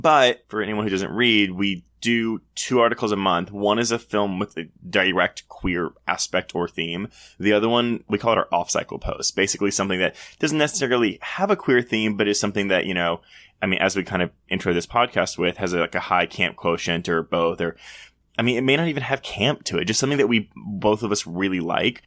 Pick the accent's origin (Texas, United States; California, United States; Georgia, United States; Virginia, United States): Texas, United States; Houston; I grew up in Houston